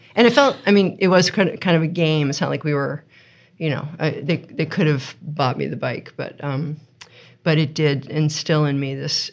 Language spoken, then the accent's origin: English; United States; moved away as an adult; also born or lived in California / Princeton, New Jersey; now in Vermont, United States; I was born in California. Um, we lived in Princeton, New Jersey for a while, but mainly I grew up in outside of DC